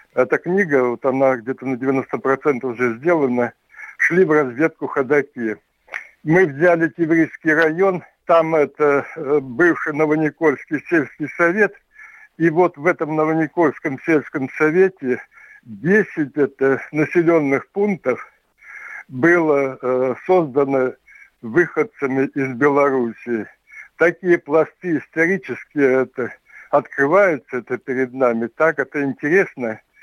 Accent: Tevriz, Omsk Oblast, Russia; очень много от родни вот осталось в Омске, Евризии, откуда я родом

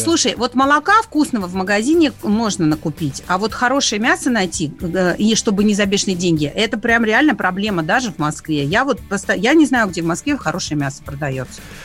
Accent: Donbas, Ukraine; человек, который родился и вырос в Донбассе

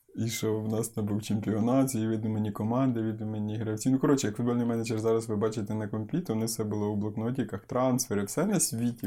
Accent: Ukraine; now in Kyiv, Ukraine; народився я в селі

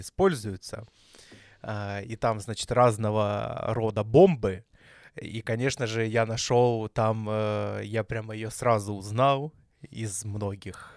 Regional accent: Belgorod, Belgorod Oblast, Russia; а мы из Белгорода

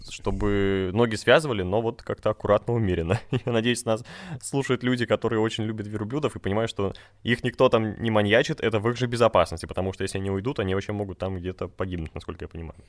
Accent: Republic of Karelia, Russia; я тоже сам из Карелии

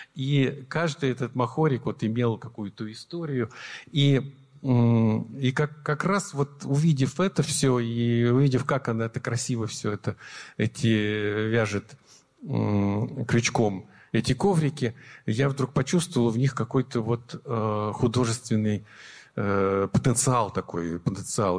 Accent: Nizhniye Sergi, Sverdlovsk Oblast, Russia; moved away; мы жили, я родился в Нижней Сегах, а это родина моей мамы

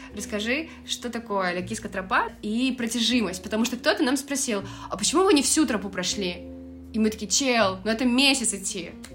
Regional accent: Russia; все очень легко и классно принимали нас и из России

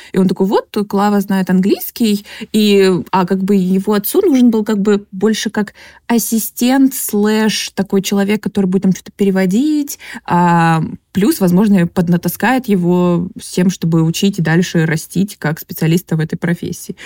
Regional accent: Krasnodar, Krasnodar Krai, Russia; я из Краснодара, у нас там как бы зерновой край

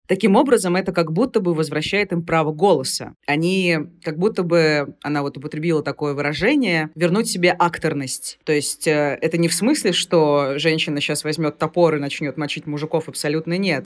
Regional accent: Rostov-on-Don, Rostov Oblast, Russia; Я сама из Ростова-на-Дону

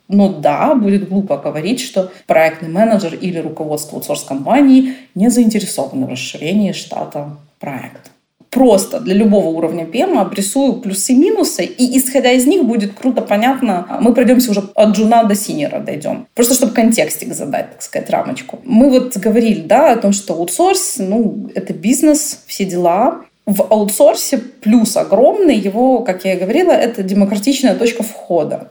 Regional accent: Odesa, Odesa Oblast, Ukraine; born or raised there; also born or lived in Germany

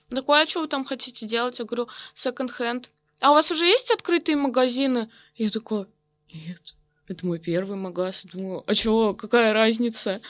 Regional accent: Novokuznetsk, Kemerovo Oblast, Russia; moved away; в своем родном городе

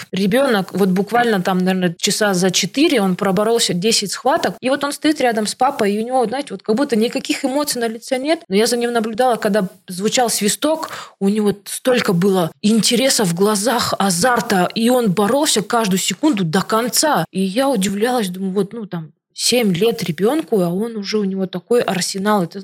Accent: Siberia, Russia; now in Moscow, Russia; потому что я из Сибири, из маленького городка переехала в Москву и, грубо говоря, своими руками и ногами делать свою жизнь.

